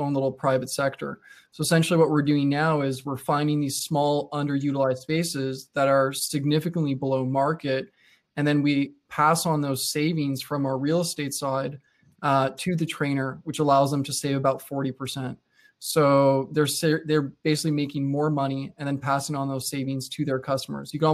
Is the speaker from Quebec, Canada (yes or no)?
yes; Montreal, Quebec, Canada; born and raised in Montreal